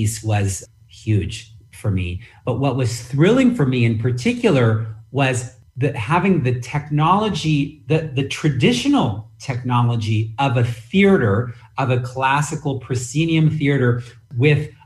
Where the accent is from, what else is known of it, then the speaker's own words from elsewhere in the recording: San Francisco, California, United States; when I grew up in San Francisco